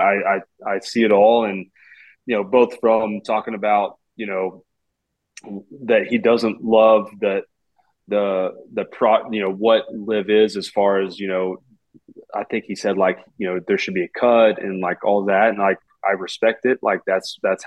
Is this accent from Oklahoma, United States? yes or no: yes; Oklahoma City, Oklahoma, United States; I'm from Oklahoma City.